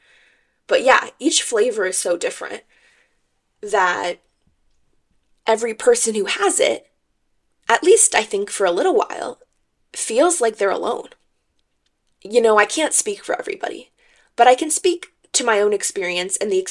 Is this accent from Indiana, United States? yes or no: no; Bay Area, California, United States; I am from California. I'm a Cali girl through and through, and I'm from the Bay Area specifically